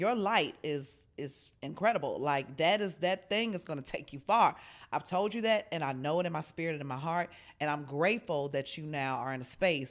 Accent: Chicago, Illinois, United States; I'm still a Scorpio. And I'm from Chicago, okay?

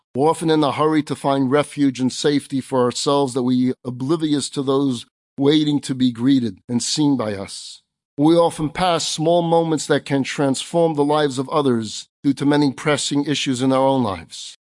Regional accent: New York City, New York, United States; we kids did growing up in Crown Heights

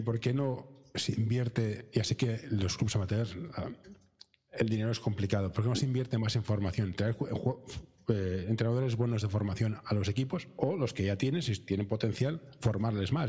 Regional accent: Barcelona, Catalonia, Spain; Yo soy de capital, yo soy de Barcelona, capital

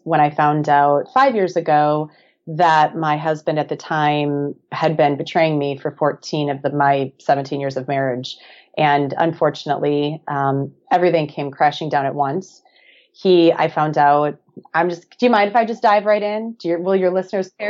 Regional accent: Black Earth, Wisconsin, United States; moved away as an adult; now in Hermosa Beach, United States; I'm originally from a small town of about 1,100 people, little farming community called Black Earth, Wisconsin

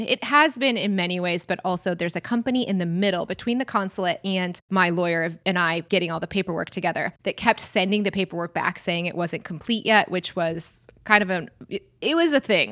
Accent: United States; moved away as an adult; also born or lived in Portugal / Hawaii; as an American kid growing up

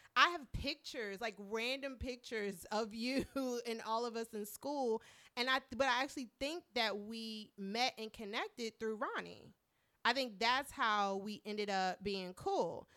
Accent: Marietta, Georgia, United States; now in Washington, D.C., United States; I was born here, but I spent a lot of my childhood in Marietta, Georgia

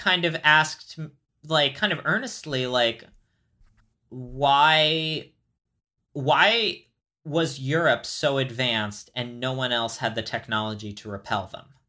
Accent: United States; I am American

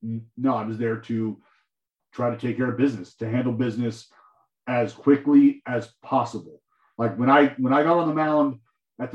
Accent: Stockton, California, United States; also born or lived in Lubbock, Texas; I lived in my hometown in Stockton, California

